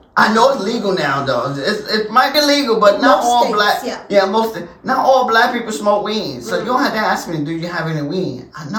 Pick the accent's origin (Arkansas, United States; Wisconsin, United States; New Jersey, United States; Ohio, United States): New Jersey, United States; No, I am from America. I was born and raised in Jersey, New Jersey. My mother and father is from the South.